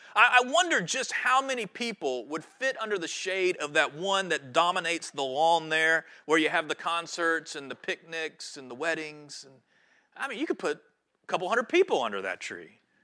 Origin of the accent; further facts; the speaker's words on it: High Point, North Carolina, United States; moved away as an adult; now in Wrightsville Beach, United States; I grew up in High Point, North Carolina